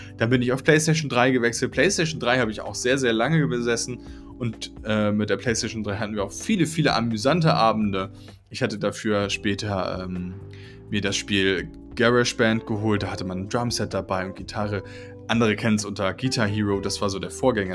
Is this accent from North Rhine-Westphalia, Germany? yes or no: no; Schleswig, Schleswig-Holstein, Germany; sind wir nach äh, Schleswig gezogen, in, in, den Norden. Und dort bin ich groß geworden